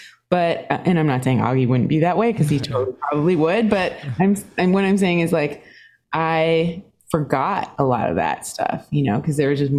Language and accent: English; Singapore; born there; Yeah, I was born in Singapore. My dad was British and my mom is Swedish.